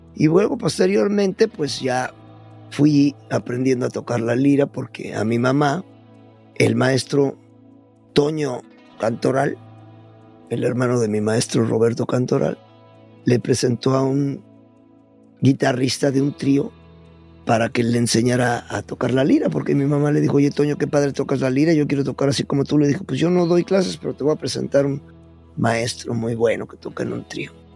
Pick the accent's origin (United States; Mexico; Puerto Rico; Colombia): Mexico; Puebla; born or raised there; moved away; also born or lived in Mexico City